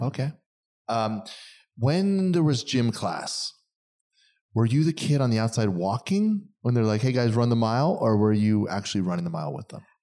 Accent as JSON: {"language": "English", "region": "East Coast", "country": "United States", "moved": "as an adult", "lives_now": "California, United States", "said": "I'm East Coast guy"}